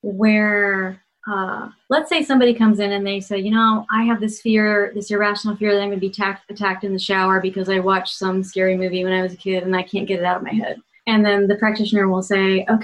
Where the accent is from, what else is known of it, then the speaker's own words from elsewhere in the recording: Ohio, United States; I grew up in Ohio where politeness is so important. Midwestern politeness